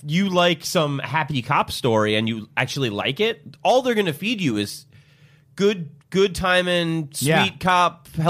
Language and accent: English; New York, United States; When I was growing up in New York